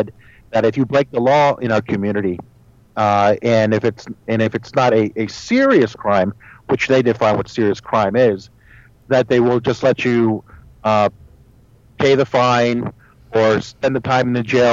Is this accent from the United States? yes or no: yes; Annandale, Virginia, United States; first language Spanish; also born or lived in Chile / Arlington, Virginia; then we moved to Annandale